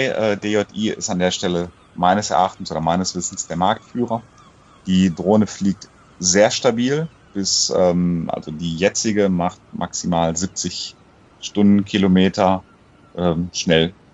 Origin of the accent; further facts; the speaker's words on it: Croatia; born there; Bin ja gebürtiger Kroate, dann meine Eltern nochmal besucht